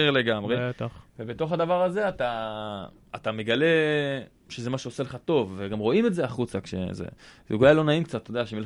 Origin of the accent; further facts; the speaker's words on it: Jerusalem, Jerusalem District, Israel; גדלתי בבית דתי. בירושלים